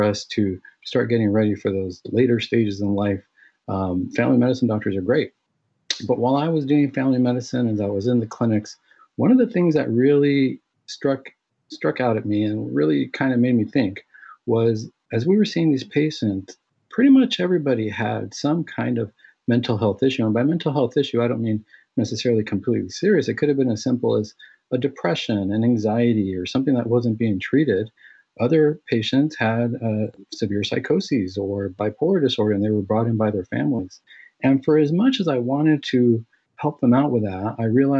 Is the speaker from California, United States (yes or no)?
yes; Santa Ana, California, United States; I was born and raised here in Southern California. I grew up in the city of Santa Ana